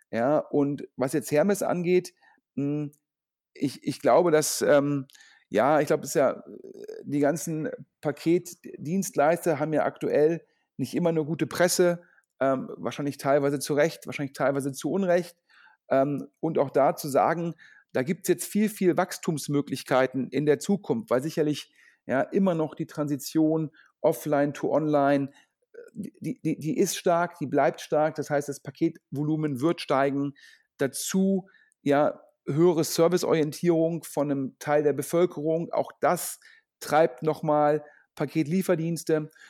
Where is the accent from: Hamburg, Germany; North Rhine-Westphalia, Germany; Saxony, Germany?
North Rhine-Westphalia, Germany; Düsseldorf; Letzteres macht mich natürlich als Düsseldorfer ja, stolz und froh